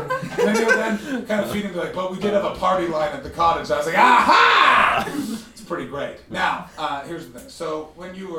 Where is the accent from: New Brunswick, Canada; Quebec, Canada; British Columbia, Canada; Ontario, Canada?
Ontario, Canada; Ottawa; The city I'm from, Ottawa